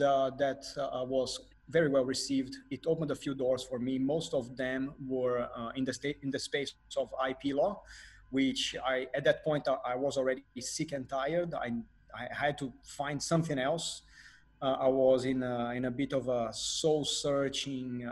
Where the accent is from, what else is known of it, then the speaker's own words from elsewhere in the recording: Brazil; first language Portuguese; English is a second language; moved away; As a Brazilian man, Portuguese is my native language